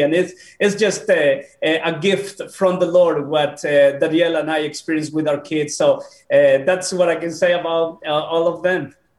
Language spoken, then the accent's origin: English; Peru; moved away; also born or lived in Bolivia / United States; I was born in Peru.